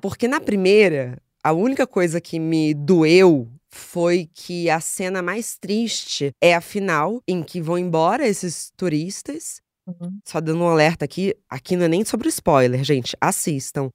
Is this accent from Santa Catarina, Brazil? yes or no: no; Rio de Janeiro, Brazil; eu cresci no Rio de Janeiro